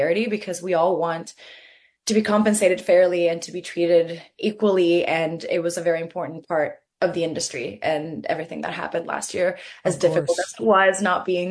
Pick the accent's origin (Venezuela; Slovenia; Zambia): Venezuela; growing up in Venezuela, I grew up with this.